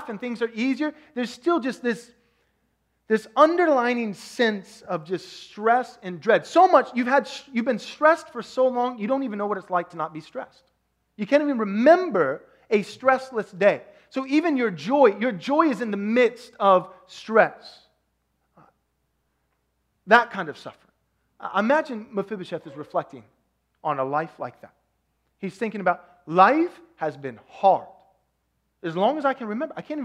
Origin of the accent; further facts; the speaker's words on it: Texas, United States; I'm from Texas